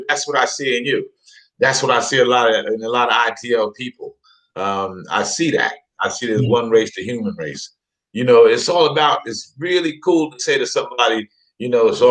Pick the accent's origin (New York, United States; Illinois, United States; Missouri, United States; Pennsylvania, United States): New York, United States; moved away as an adult; also born or lived in Rhode Island; now in England, United Kingdom; The home for me is New York. I'm a New Yorker